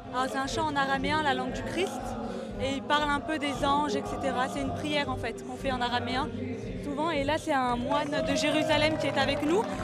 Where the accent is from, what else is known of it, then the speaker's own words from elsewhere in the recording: France; on vient de France